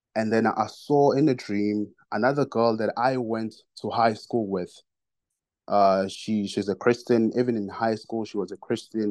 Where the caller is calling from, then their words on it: South Africa; I'm calling from South Africa.